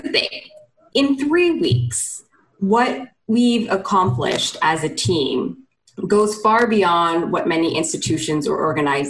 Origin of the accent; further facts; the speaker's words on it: Canada; as a Canadian